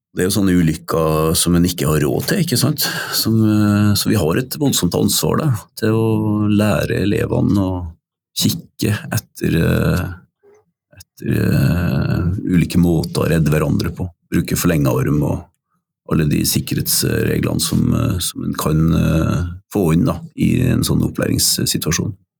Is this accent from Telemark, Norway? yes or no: no; Røros, Trøndelag, Norway; en lærer som jeg hadde på Røros, der jeg vokste opp